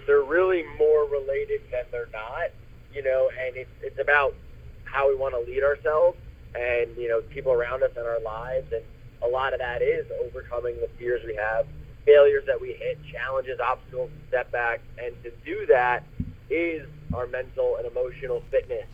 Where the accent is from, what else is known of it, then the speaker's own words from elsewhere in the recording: New York, United States; I'm from New York